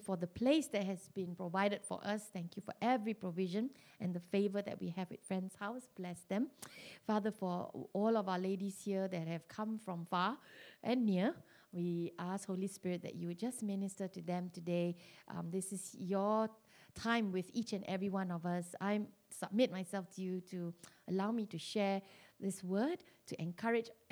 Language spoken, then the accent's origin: English; Malaysia; being Malaysian